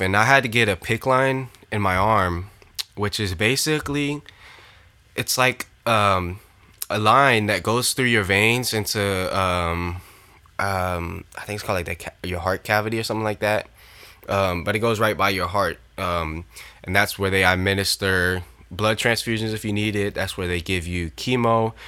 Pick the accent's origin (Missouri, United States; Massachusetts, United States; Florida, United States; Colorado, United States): Florida, United States; Orlando; I support Orlando City, my hometown team